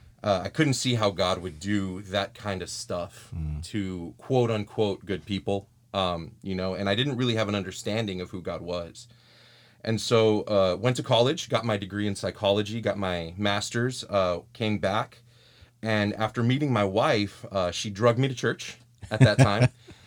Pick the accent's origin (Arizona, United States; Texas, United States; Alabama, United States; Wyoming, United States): Texas, United States; I just want you to know that as a Texan